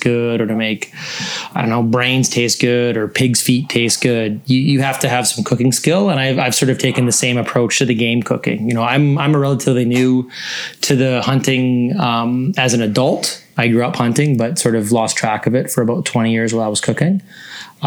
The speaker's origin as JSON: {"language": "English", "area": "the Kootenays", "region": "British Columbia", "country": "Canada", "tie": "born or raised there"}